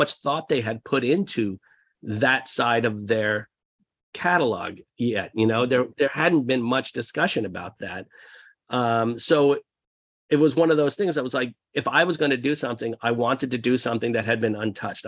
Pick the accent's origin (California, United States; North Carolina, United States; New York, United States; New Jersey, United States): New Jersey, United States; outside of Philadelphia; We grew up outside of Philadelphia in New Jersey